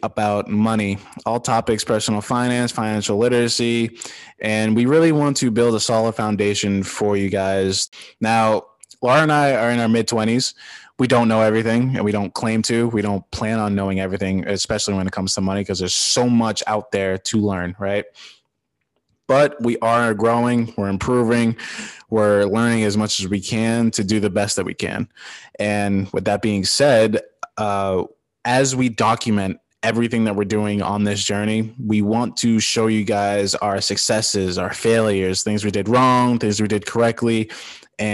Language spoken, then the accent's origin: English; Massachusetts, United States; moved away as an adult; also born or lived in Washington State; now in New Orleans, United States; I'm from Massachusetts originally. I moved from Massachusetts to Washington State